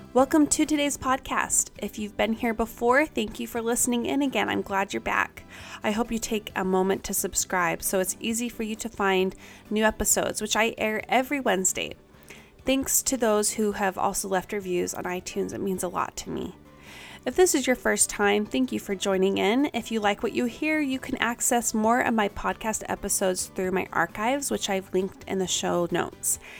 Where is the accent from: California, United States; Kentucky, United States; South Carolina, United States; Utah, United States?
Utah, United States; Kaysville; we all graduated from the same high school, which is a big honor if you know Davis High in Kaysville, Utah.